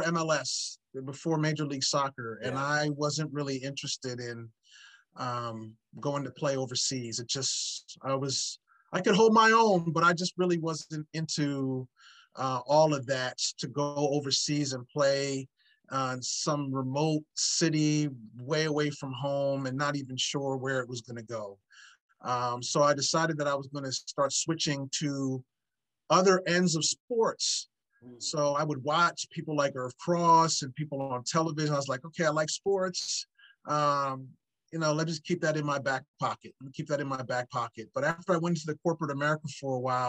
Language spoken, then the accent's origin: English; New Jersey, United States; also born or lived in Philadelphia area; growing up in New Jersey